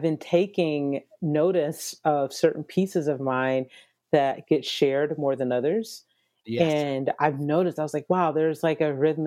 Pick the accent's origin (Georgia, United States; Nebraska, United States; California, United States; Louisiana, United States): Georgia, United States; Atlanta; moved away; also born or lived in Nashville / Dallas / Los Angeles; I'm originally from Atlanta, Georgia